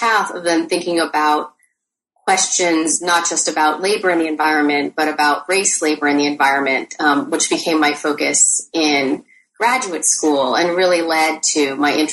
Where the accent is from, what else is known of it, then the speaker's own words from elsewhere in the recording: Torrance, California, United States; moved away as an adult; also born or lived in Ann Arbor, Michigan; now in Oregon, United States; I grew up in a combination of Torrance, California and Ann Arbor, Michigan